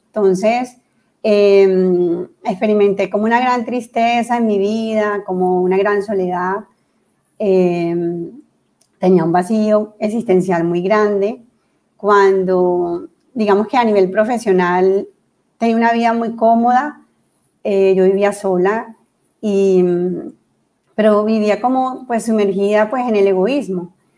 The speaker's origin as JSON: {"language": "Spanish", "town": "Santa Marta", "region": "Magdalena", "country": "Colombia", "tie": "born or raised there", "also_born_or_lived": "Cartagena / Bogotá", "moved": "as an adult", "said": "soy de Cartagena, nacida en Cartagena y luego mis padres se fueron a vivir a Santa Marta. Fui criada en Santa Marta"}